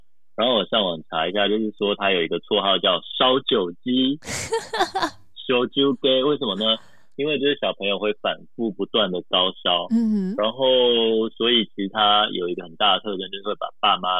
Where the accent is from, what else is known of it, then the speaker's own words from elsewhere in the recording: Taiwan; moved away as an adult; also born or lived in Japan; 对，所以因为从小在台湾长大嘛，我也是第一次到日本，第一次看到雪